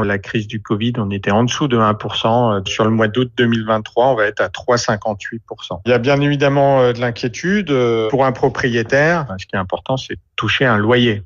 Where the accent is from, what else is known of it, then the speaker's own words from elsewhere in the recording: Marseille, Provence-Alpes-Côte d'Azur, France; en tant que Marseillais